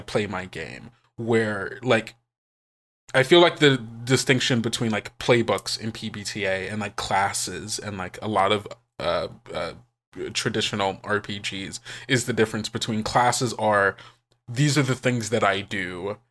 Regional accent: St. Louis, Missouri, United States; I am originally from Saint Louis, Missouri.

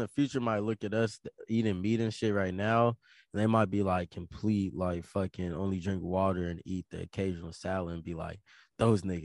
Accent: United States; I gotta be an American and I gotta be a black person

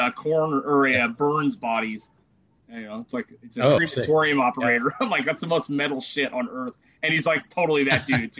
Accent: Trona, California, United States; also born or lived in Homewood Canyon; I grew up and in Trona, dude. I was fucking born in Trona.

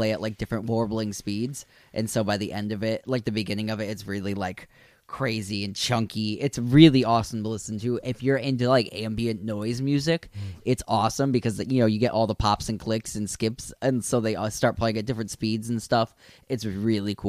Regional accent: New England, United States; We're from New England over here.

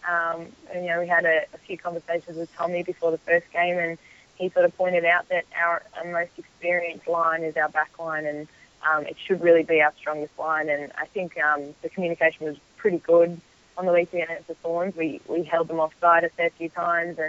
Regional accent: Melbourne, Victoria, Australia; moved away as an adult; now in Orlando, United States; I love playing in Melbourne, and for Melbourne City, it's my hometown

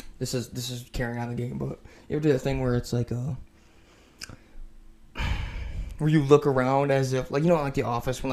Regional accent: Michigan, United States; I'm from Michigan.

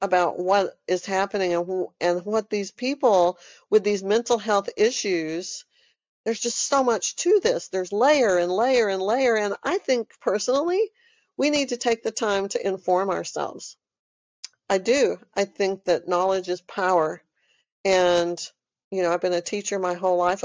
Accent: Texas, United States; moved away as an adult; also born or lived in Austin, Texas; now in California, United States; I'm from Texas. I know y'all hear it in my accent. I have been in Texas almost my whole life

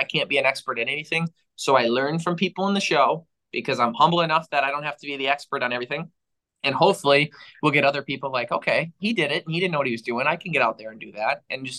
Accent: Michigan, United States; you grew up in Wisconsin, I grew up in Michigan.

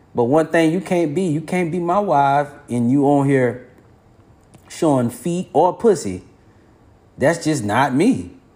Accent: Florida, United States; I'm from Florida

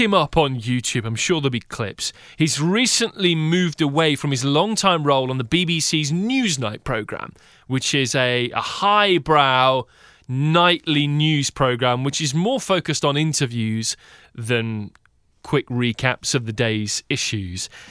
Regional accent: United Kingdom; now in United States; As a Brit as I am, in the U S

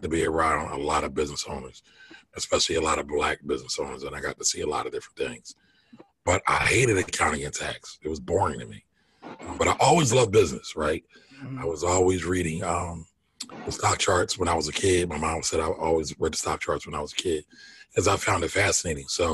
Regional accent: Philadelphia, Pennsylvania, United States; born and raised in Philly, uptown kid

